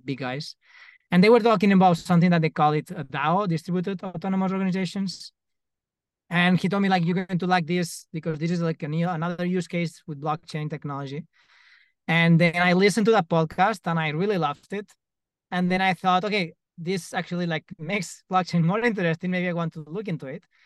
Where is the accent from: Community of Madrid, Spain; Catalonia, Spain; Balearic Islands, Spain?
Balearic Islands, Spain; Mallorca; I'm from Mallorca